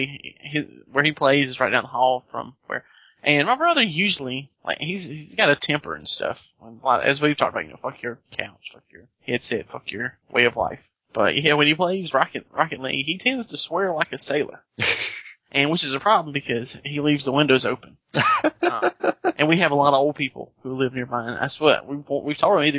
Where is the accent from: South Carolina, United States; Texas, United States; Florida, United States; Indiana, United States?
South Carolina, United States; speaking as South Carolinian